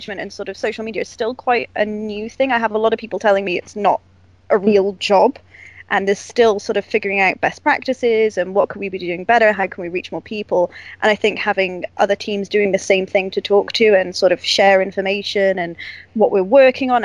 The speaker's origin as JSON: {"language": "English", "country": "United Kingdom", "said": "as a Brit"}